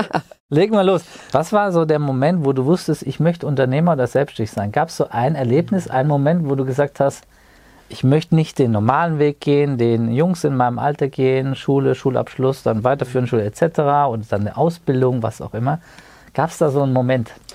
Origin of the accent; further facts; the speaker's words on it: Wiesbaden, Hesse, Germany; Wir hätten uns auch in Wiesbaden treffen können, in unserer beidigen Heimatstadt